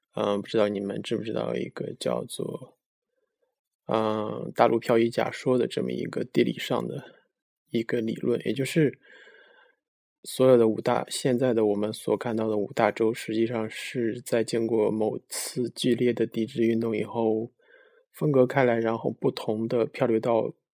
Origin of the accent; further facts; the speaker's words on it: China; 我们中国人